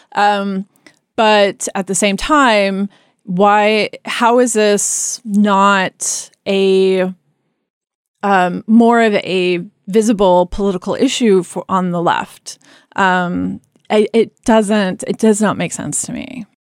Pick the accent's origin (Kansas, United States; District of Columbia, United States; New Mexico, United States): Kansas, United States; I grew up in Kansas